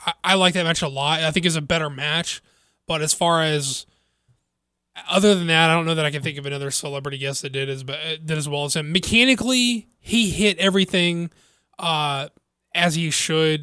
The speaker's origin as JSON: {"language": "English", "region": "the South", "country": "United States", "said": "I'm from the South"}